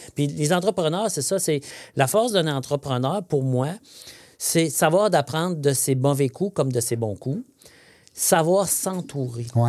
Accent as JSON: {"language": "French", "town": "Saint-Bernard", "region": "Quebec", "country": "Canada", "tie": "born or raised there", "moved": "yes", "said": "je suis né à Saint-Bernard-de-Beauce, hein, à 48 km des ponts au sud de Québec. Je suis un ah beau son. donc, on, sort le gars de la Beauce, mais pas la Beauce du gars"}